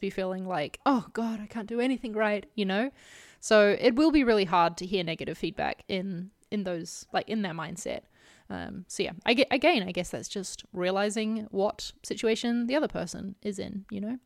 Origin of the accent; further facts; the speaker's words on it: New Zealand; as a New Zealander